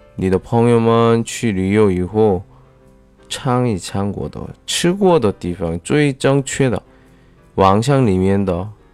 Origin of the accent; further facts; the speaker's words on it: South Korea; 我是来自韩国的外教